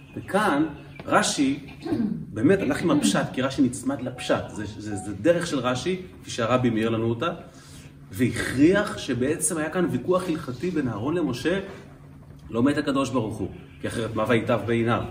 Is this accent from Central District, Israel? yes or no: yes; Kfar Chabad, Central District, Israel; בכפר חב"ד, שם גדלתי בילדותי